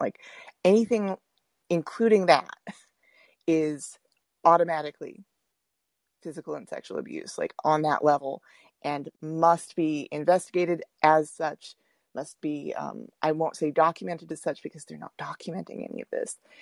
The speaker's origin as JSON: {"language": "English", "region": "Texas", "country": "United States", "said": "I'm from Texas"}